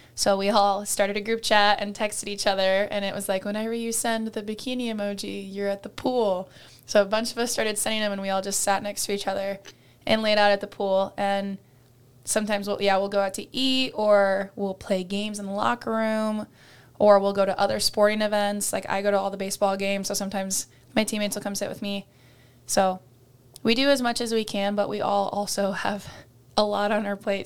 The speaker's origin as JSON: {"language": "English", "region": "Iowa", "country": "United States", "tie": "born or raised there", "said": "my dream school and my home state"}